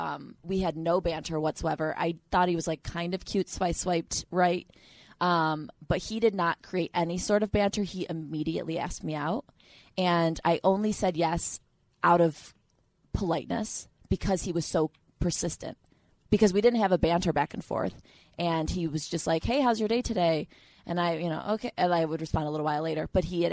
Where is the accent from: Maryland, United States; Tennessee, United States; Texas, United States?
Tennessee, United States; I grew up in Tennessee.